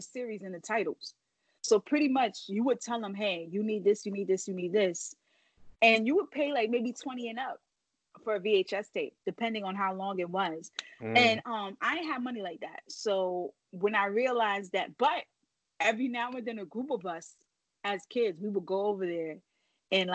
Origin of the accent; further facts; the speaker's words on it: New York City, New York, United States; also born or lived in Bronx; Born and raised in Brooklyn